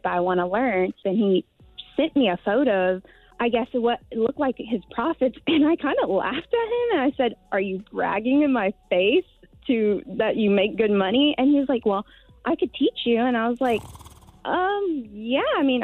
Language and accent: English; the South, United States; I was raised in the South